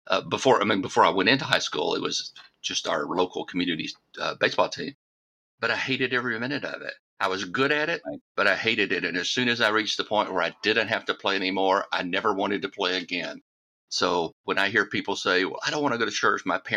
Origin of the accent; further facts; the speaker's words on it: Deep South, United States; I was raised in the Deep South